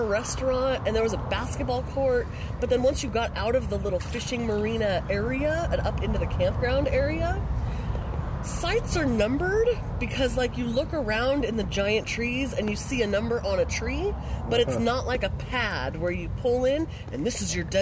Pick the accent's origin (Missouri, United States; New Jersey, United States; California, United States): California, United States; moved away; I grew up in California camping all through the Sierra Nevadas